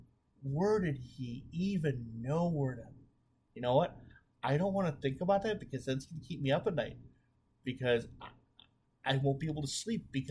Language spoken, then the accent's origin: English; Chicago, Illinois, United States; I'm from the Chicago area